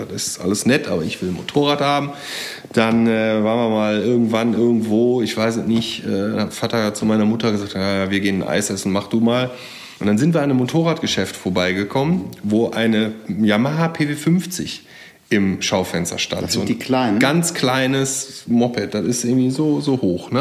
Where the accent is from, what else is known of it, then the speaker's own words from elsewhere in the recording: Geldern, North Rhine-Westphalia, Germany; also born or lived in Jülich; now in Berlin, Germany; ich bin auch auf dem Land groß geworden, ja, erst in, in Geldern am wunderschönen Niederrhein